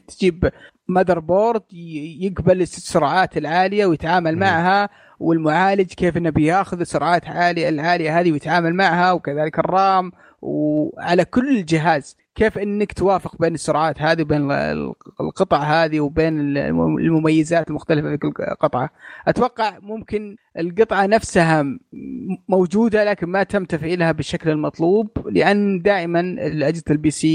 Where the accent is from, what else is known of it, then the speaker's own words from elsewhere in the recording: Bahrain; عندنا بالبحرين